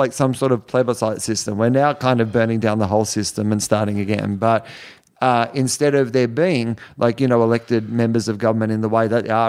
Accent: Australia; I'm Australian, mate.

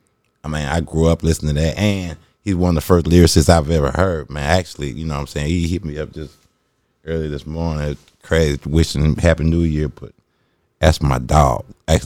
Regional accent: Dallas, Texas, United States; I grew up on …. Like, they really was the ones that taught us in Dallas

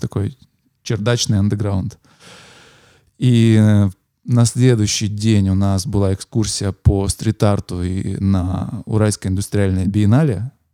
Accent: Yekaterinburg, Sverdlovsk Oblast, Russia; moved away as an adult; also born or lived in Moscow / Saint Petersburg; Я екатеринбуржец, я родился и вырос в этом городе

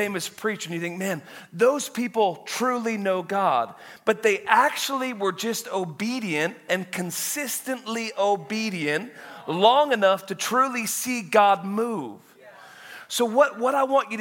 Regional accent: Woodland, Washington, United States; I was born in Woodland, Washington, like just right, like 5.5 hours away. Grew up on a dairy farm

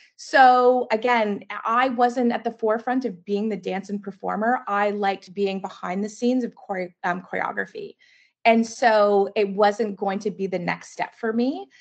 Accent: Mississauga, Ontario, Canada; also born or lived in Burlington, Ontario; I grew up in Mississauga and then moved to Burlington

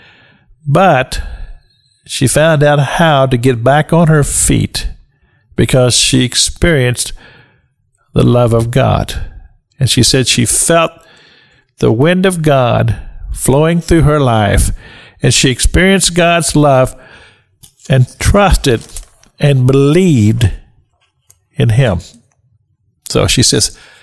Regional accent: Kentucky, United States; I grew up in Kentucky

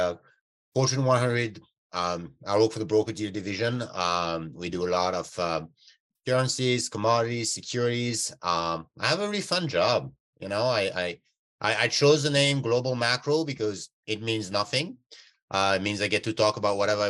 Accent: France; moved away as an adult; now in California, United States; I grew up in France

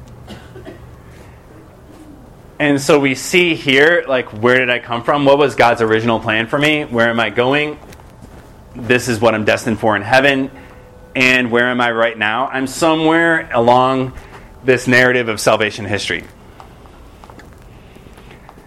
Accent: just outside of Detroit, Michigan, United States; I grew up in Michigan, just outside of Detroit

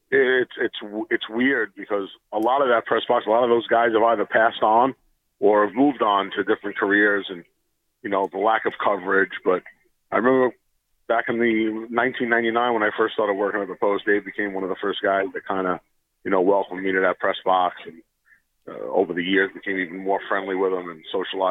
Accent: New York, United States; as a kid growing up in New York

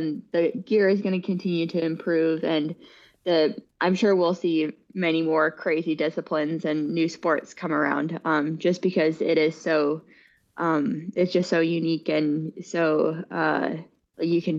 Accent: San Francisco Bay Area, California, United States; I am from the San Francisco Bay Area, born and raised here

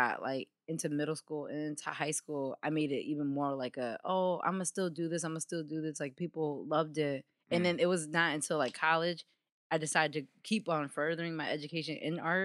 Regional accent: Hartford, Connecticut, United States; I grew up in the south end of Hartford

